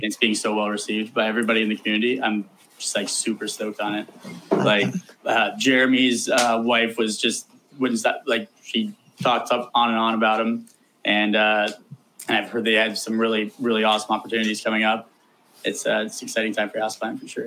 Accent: Columbus, Ohio, United States; I was born and raised in Columbus, Ohio

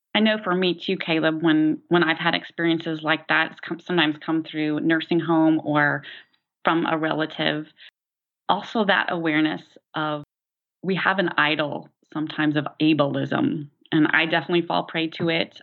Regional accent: Tulsa, Oklahoma, United States; now in Decatur, United States; I grew up in Tulsa, Oklahoma

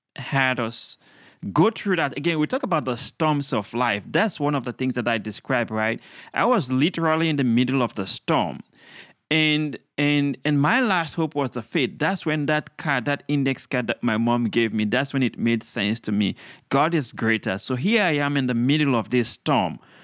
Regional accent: Sierra Leone; now in United States; I'm from Sierra Leone, a beautiful country in West Africa, uh, a young boy growing up

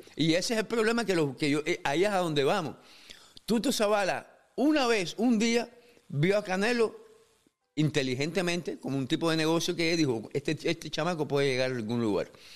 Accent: Cuba; moved away; como cubano

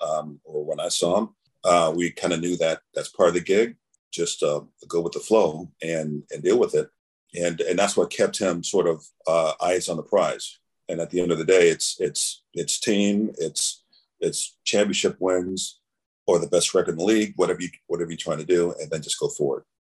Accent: Framingham, Massachusetts, United States; when we were growing up in Framingham

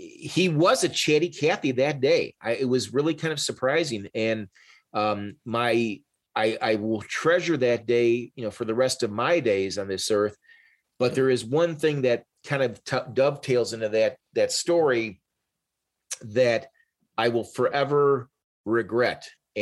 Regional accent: Chicago, Illinois, United States; He's from Milwaukee, I'm from Chicago, I'm Polish, he's Polish.

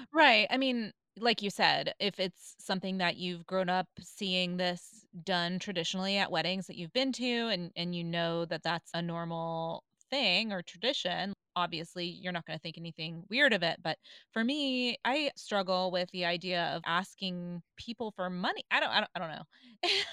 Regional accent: the South, United States; I grew up in the South

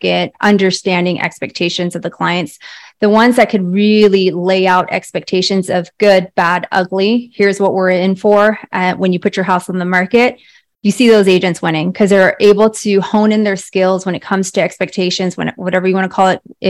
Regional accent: the Bay Area, California, United States; moved away as an adult; now in Scottsdale, United States; I am in Scottsdale, Arizona, originally from the Bay Area, born and raised in the Bay Area

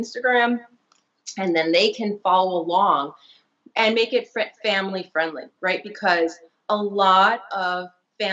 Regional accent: New York City, New York, United States; I'm born and raised in Brooklyn

